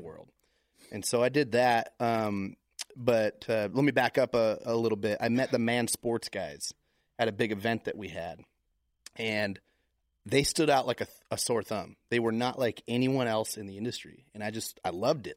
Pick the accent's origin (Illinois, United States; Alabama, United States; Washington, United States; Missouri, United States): Washington, United States; Tacoma; moved away; also born or lived in Vermont; I was born in Tacoma, Washington